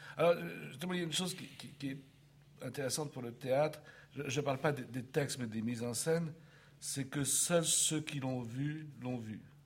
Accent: Paris, Île-de-France, France; je suis né à Paris euh, au XXe siècle

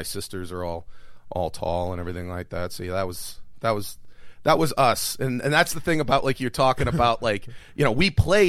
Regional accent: Aspinwall, Pennsylvania, United States; I grew up in Aspinwall, and right outside of Pittsburgh.

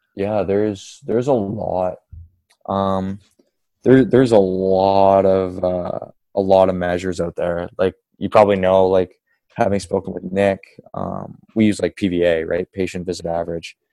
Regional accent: Kingston, Ontario, Canada; now in Toronto, Canada; I'm from Kingston

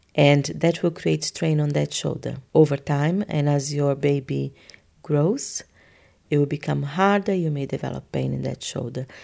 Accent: Brazil; moved away; I am from Brazil

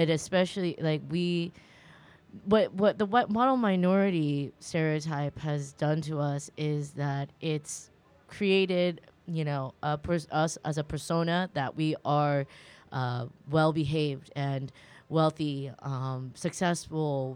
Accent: California, United States; I grew up in California

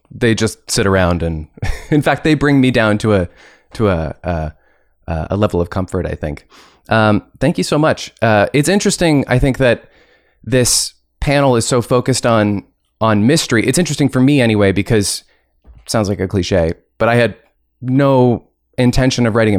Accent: Dartmouth, Nova Scotia, Canada; I'm from Dartmouth, so not exactly a small town

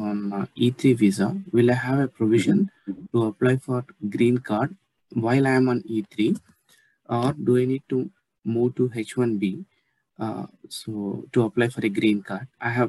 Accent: Andhra Pradesh, India; now in Sydney, Australia; I'm calling from Australia, Sydney. I'm an Australian citizen currently. Basically, I'm from India, Andhra Pradesh.

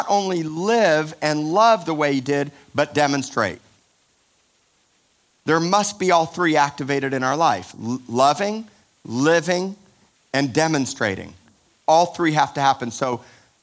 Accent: Miami, Florida, United States; I'm from Miami

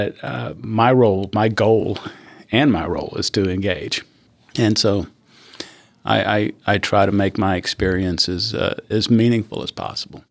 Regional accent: Fort Worth, Texas, United States; also born or lived in New Mexico / Vernon, Texas; we ultimately settled in Fort Worth, Texas, where I grew up

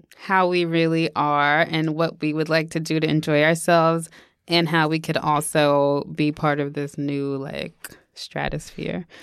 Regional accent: New York, United States; we grew up in New York

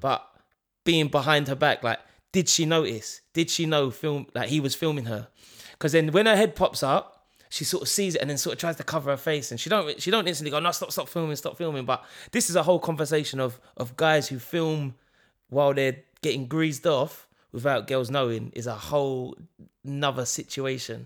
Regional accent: London, United Kingdom; we're from East London

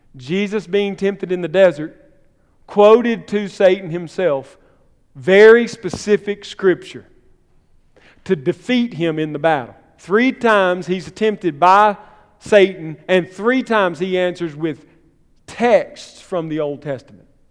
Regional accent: Columbus, Mississippi, United States; My hometown, Columbus

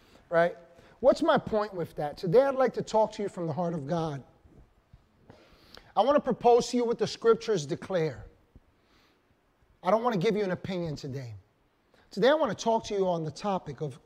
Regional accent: New York, United States; New York

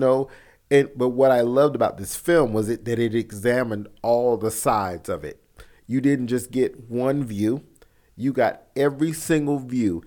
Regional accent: the South, United States; I grew up in the South

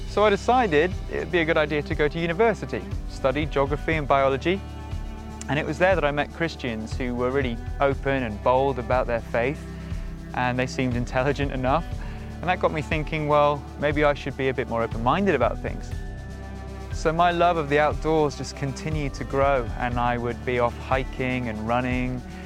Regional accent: Shropshire, West Midlands, United Kingdom; I grew up in Shropshire

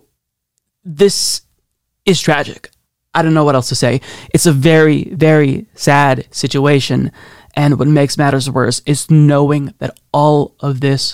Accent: Oregon, United States; in my home state of Oregon

